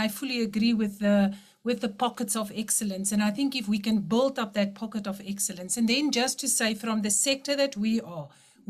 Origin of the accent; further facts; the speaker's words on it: Senekal, Free State, South Africa; I was born in Senekal and grew up in Senekal.